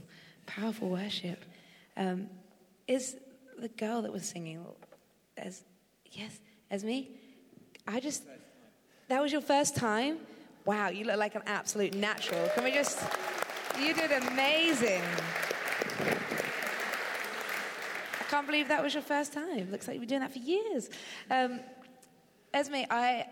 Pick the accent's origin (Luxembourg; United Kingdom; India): United Kingdom; Eastbourne, South East England; now in California, United States; I do live in California right now, but originally I'm from Eastbourne, so not too far from here.